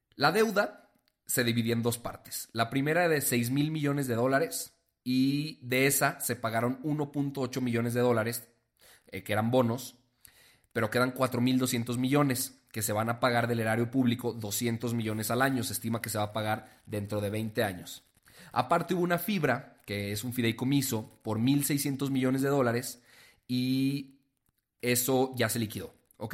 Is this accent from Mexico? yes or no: yes; Mexico; nosotros como mexicanos